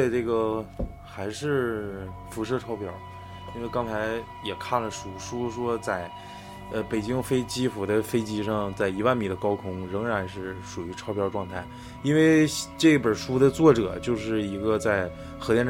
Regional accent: Northeast China, China; 对我们东北人来说

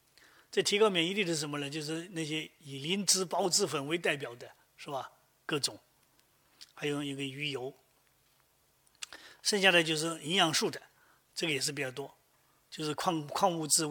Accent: Guangdong, China; 我们广东人是饭前喝汤，

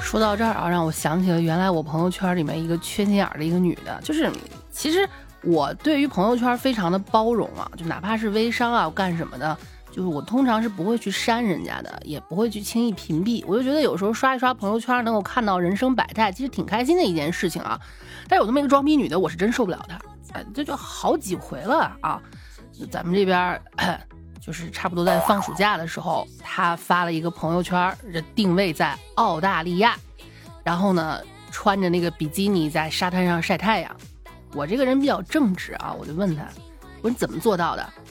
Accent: China; moved away; 我们老家那个四五线的小县级市

